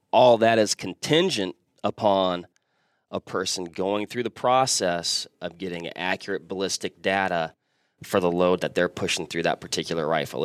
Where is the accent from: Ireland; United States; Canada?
United States; Washington; moved away; born and raised Washington State. So I'm from the West Coast